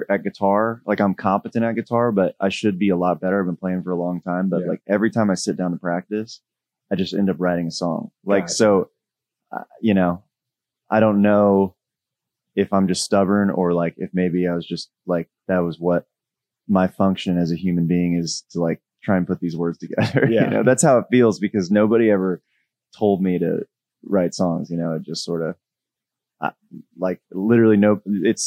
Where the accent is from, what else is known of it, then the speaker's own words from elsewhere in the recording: Dallas, Texas, United States; I'm from Dallas